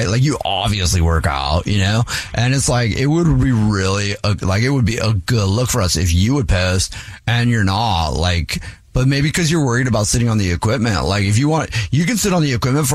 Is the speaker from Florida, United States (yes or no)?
no; Hawaii, United States; moved away; I grew up in Hawaii